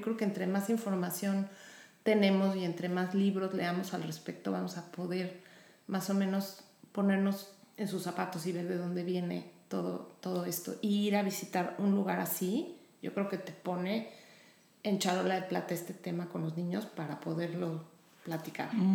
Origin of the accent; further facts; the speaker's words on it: Mexico; now in Houston, United States; nosotros como mexicanos